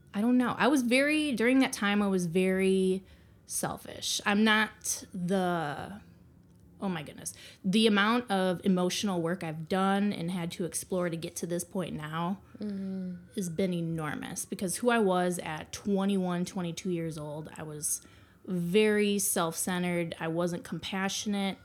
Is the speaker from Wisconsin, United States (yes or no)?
yes; Green Bay, Wisconsin, United States; moved away; I am from Green Bay, Wisconsin